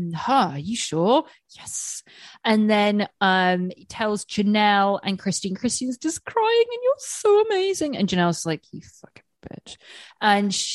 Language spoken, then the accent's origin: English; England, United Kingdom; I'm English with teeth, English teeth